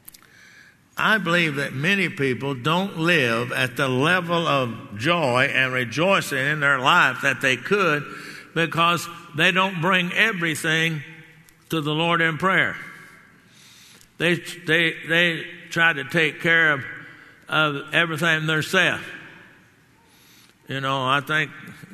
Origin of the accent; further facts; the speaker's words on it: Texas, United States; I'm a Texan